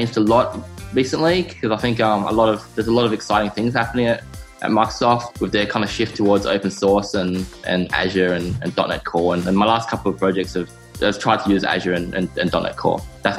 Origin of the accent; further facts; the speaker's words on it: Canberra, Australian Capital Territory, Australia; So I'm from Australia. I'm actually from a small town in Australia called Canberra. It's actually the capital of Australia, but it's only got like 400,000 people.